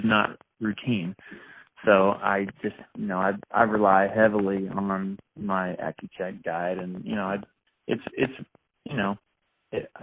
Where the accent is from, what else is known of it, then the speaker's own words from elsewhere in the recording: Oregon, United States; moved away; we're headed up to Oregon for 2.5 weeks, my hometown